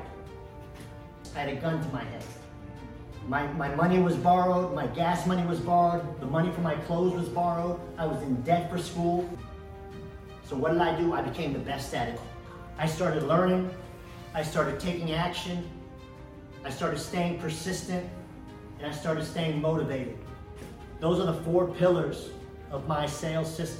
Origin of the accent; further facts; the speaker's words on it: Dallas, Texas, United States; also born or lived in Istanbul, Turkey / Plano, Texas; I grew up here in Dallas